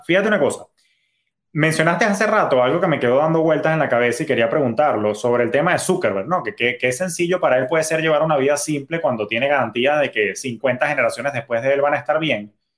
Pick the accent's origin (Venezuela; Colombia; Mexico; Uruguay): Venezuela; now in United States; yo soy de origen venezolano